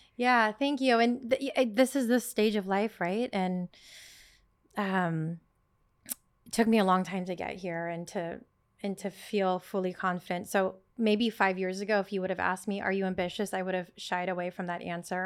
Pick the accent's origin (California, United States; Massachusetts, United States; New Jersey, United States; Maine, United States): California, United States; Sacramento; moved away as an adult; also born or lived in Netherlands; now in New York City, United States; I was born and raised in Sacramento, California, small town, um, first generation Filipino